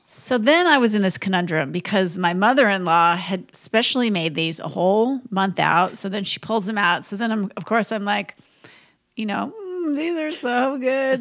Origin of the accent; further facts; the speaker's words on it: Minnesota, United States; I grew up in Minnesota